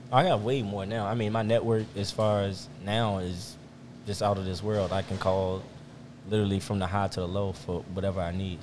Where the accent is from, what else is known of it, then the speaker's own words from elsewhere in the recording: Richmond, Virginia, United States; also born or lived in Chesterfield, Virginia; I'm from Richmond, Virginia. Uh, born and raised